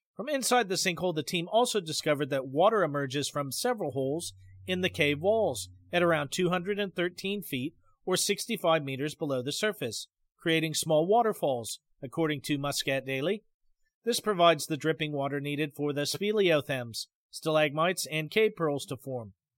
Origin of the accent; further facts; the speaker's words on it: Pacific Northwest, United States; moved away; where I grew up in the Pacific Northwest